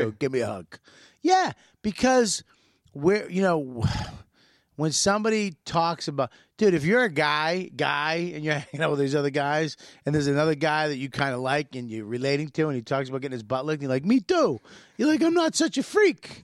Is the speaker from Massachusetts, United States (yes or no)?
yes; Boston, Massachusetts, United States; moved away; We're both from Boston.